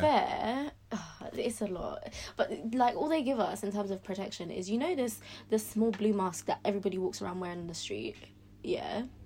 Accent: London, United Kingdom; I was brought up in London

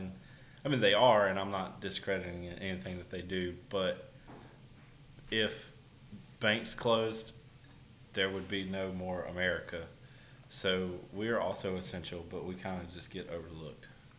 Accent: Caswell County, North Carolina, United States; now in Chatham County, United States; I have also lived in this area my whole life. I'm from Caswell County as well, but I currently live in Chatham.

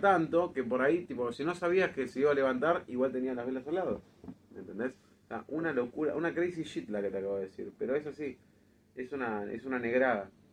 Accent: Argentina; nosotros como argentinos

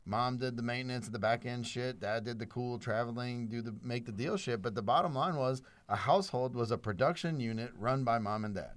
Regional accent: South Louisiana, United States; first language English; I was born in South Louisiana, a white dude Christian who only spoke English

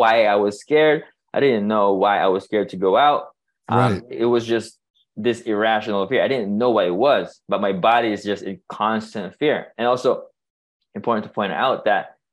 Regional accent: Philippines; moved away; I'm born and raised in the Philippines, and I was raised in a culture that, lacked awareness about mental health

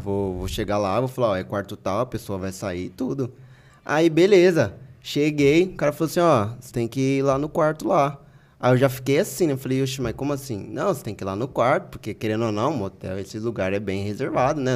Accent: Americana, São Paulo, Brazil; teve uma vez que eu fui fazer uma entrega lá no bairro lá de Praia Azul, lá na minha cidade

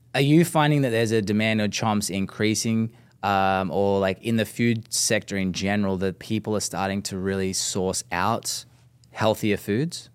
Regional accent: Australia; being Aussie

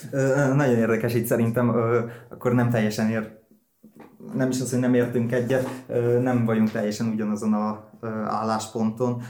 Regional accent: Hódmezővásárhely, Csongrád-Csanád, Hungary; mind a ketten úgy voltak itt vásárhelyen, hogy nem érezték úgymond a magukénak, és akkor én ebben nőttem fel

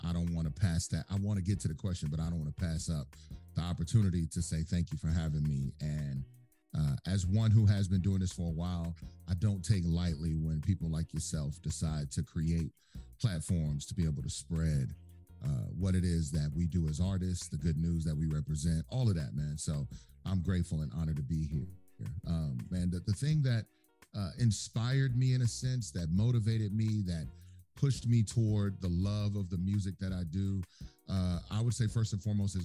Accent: Texas, United States; I grew up in Texas

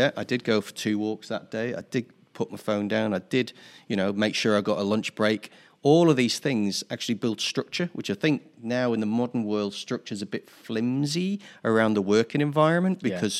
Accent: Newcastle upon Tyne, North East England, United Kingdom; when I grew up in Newcastle in the 1970s, there was zero tolerance for any sort of diversity whatsoever.

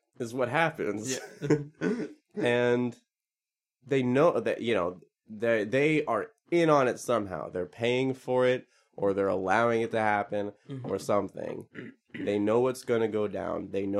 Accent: Northeast Pennsylvania, United States; I'm from Northeast Pennsylvania

